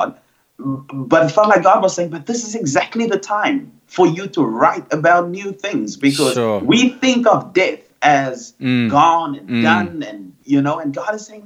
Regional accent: Cape Town, Western Cape, South Africa; I grew up on the Cape Flats

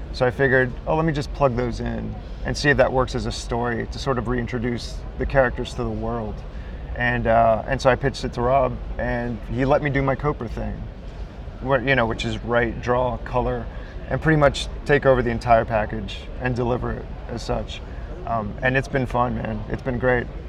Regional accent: New York City, New York, United States; I live I live in my studio pretty much um, in Brooklyn, New York. I'm from Brooklyn

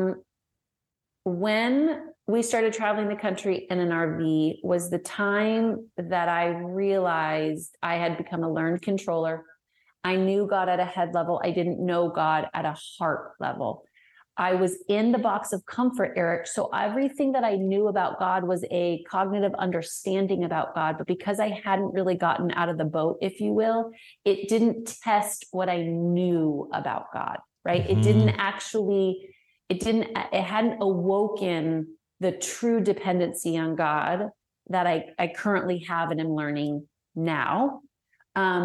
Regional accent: Denver, Colorado, United States; moved away as an adult; now in Arkansas, United States; I'm originally from Denver

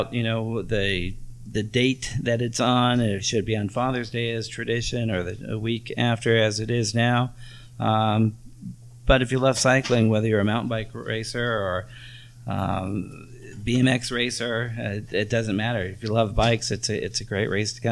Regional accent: Bay Area, California, United States; now in Nevada City, United States; I grew up in the Bay Area

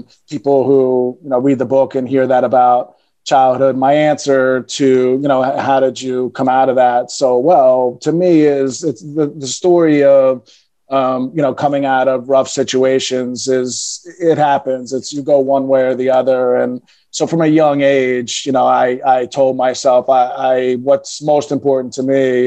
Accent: Philadelphia, Pennsylvania, United States; moved away as an adult; also born or lived in New York City; I was born and raised in Philadelphia, loved Philadelphia, thought I'd spend my whole life in Philadelphia.

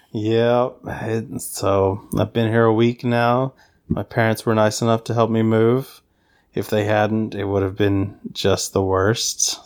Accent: the South, United States; accent: Southern; my Southern accent

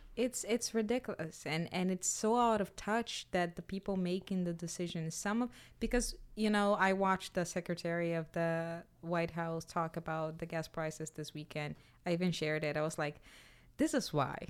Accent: Brazil; now in United States; I'm from Brazil

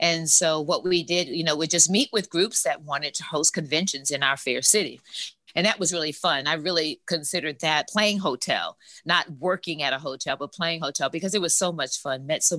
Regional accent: Germany; also born or lived in New Orleans; now in Dallas-Fort Worth, United States; while I'm originally from New Orleans, currently live in the Dallas-Fort Worth area, I grew up in West Germany, Bremerhaven and Frankfurt, West Germany in particular.

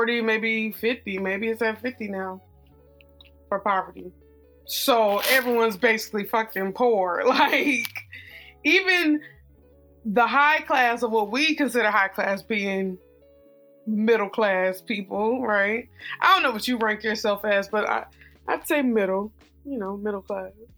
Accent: United States; being an American, living in the States

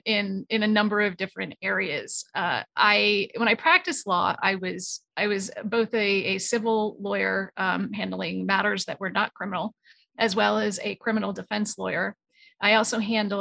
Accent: New England, United States; moved away as an adult; now in Los Angeles, United States; I am from New England and a Los Angeles transplant. So I live in Los Angeles, California right now.

